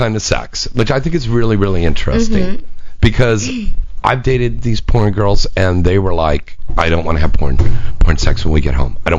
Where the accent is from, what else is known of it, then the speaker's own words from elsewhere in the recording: San Jose, California, United States; Santa Clara, San Jose.